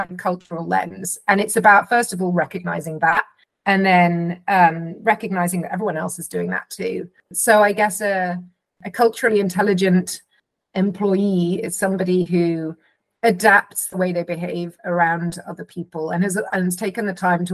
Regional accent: London, United Kingdom; I'm from England, I'm from London, I'm white, I'm a mum

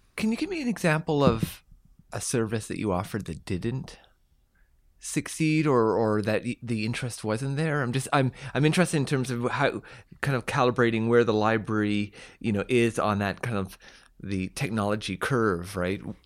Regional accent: Sackville, New Brunswick, Canada; when I was very young, growing up in New Brunswick

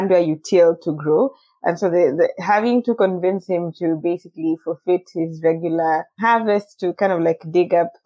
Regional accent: Nairobi, Kenya; also born or lived in Tarbo, near Eldoret; I kind of grew in between Nairobi

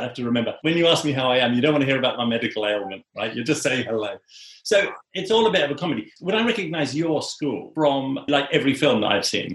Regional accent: England, United Kingdom; as an English person

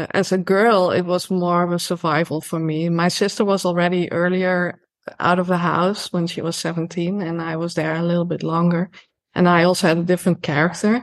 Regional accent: Netherlands; also born or lived in Amsterdam; I grew up in the Bible Belt. So we have a Bible Belt here as well, just like in the US. It's just smaller, you know, it runs through, Holland

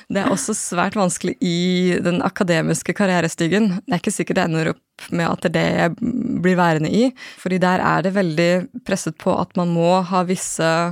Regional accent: Norway; also born or lived in Japan; født og oppvokst i Norge

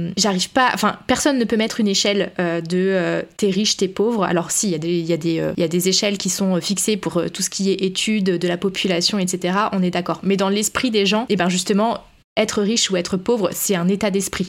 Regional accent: France; quand on est français

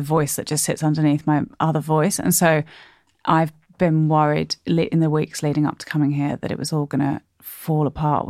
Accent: Sydney, New South Wales, Australia; moved away as an adult; also born or lived in London / Durham; Unfortunately for me, I am from Sydney and then I shed my Sydney voice, not intentionally, in London and in Durham where I went to uni.

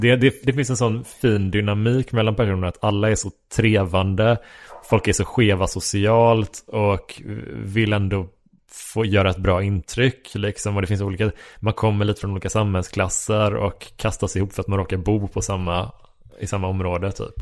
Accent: Horred, Västra Götaland, Sweden; moved away; also born or lived in Kungsbacka / Gothenburg; från Horred där jag växte upp

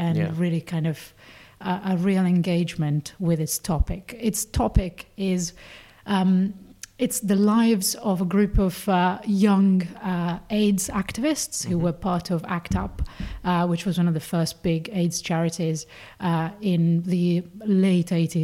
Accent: Italy; moved away; I grew up in Catholic Italy

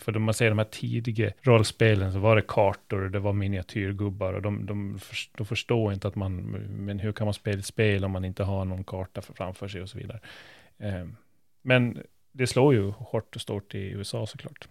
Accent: Gotland, Sweden; vi sitter här som gotlänningar

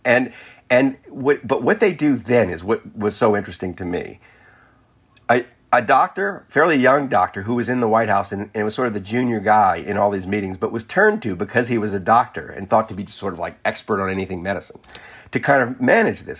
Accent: New Orleans, Louisiana, United States; my hometown of New Orleans

